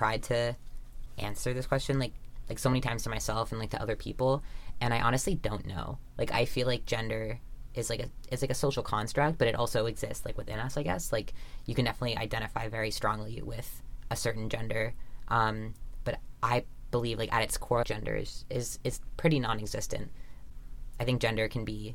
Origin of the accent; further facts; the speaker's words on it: Vancouver, British Columbia, Canada; growing up in Vancouver